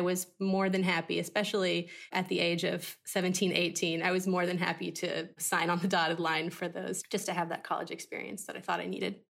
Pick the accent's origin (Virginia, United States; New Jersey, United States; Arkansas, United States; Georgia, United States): Arkansas, United States; moved away as an adult; also born or lived in Boston / Los Angeles; now in Tennessee, United States; I could have gone to college in my home state, which is Arkansas